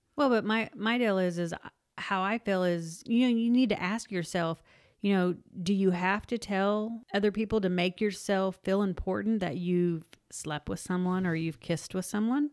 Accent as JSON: {"language": "English", "region": "Oklahoma", "country": "United States", "tie": "born or raised there", "moved": "yes", "said": "I am from Oklahoma, and I'm actually from a small town in Oklahoma"}